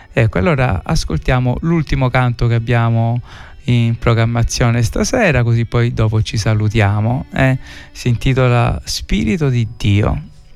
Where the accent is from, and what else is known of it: Sicily, Italy